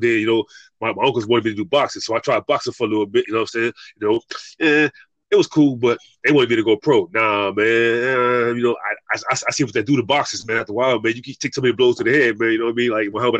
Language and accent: English; Texas, United States; born there; I was born in Texas. You know what I'm saying? That's my birth state.